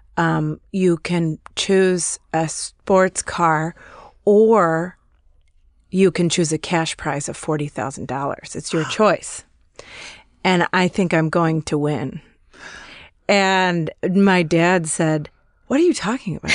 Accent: Chicago, Illinois, United States; moved away; I'm from Chicago and when I was still living there

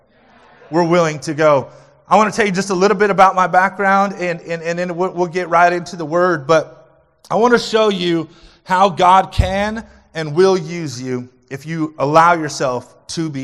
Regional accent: New Mexico, United States; I was born and raised in New Mexico.

